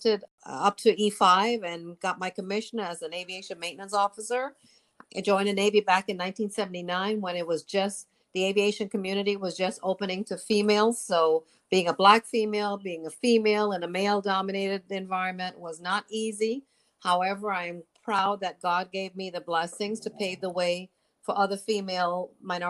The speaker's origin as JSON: {"language": "English", "country": "Trinidad & Tobago", "tie": "born or raised there", "also_born_or_lived": "New York", "moved": "yes", "said": "I was born in Trinidad and my parents are from Trinidad and Tobago"}